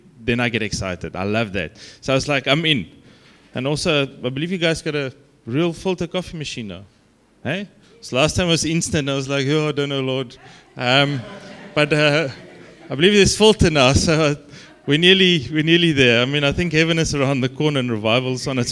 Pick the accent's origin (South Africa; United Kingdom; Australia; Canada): South Africa; accent: Afrikaans; my Afrikaans accent